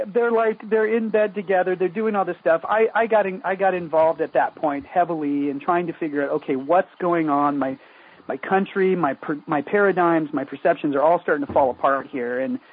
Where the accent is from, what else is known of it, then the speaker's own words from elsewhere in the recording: South Korea; also born or lived in England / Tokyo; I was born in England. I was raised in South Korea.